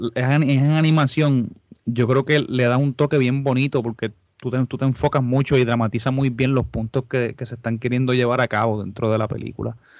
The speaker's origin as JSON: {"language": "Spanish", "country": "Puerto Rico", "said": "nosotros como puertorriqueños"}